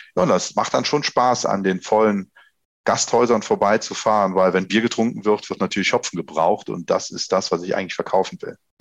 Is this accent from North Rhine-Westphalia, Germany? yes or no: no; Holsthum, Rhineland-Palatinate, Germany; Holstum, da wo ich herkomme, unser Ort, das sind äh, 600 äh, Einwohner, die hier wohnen.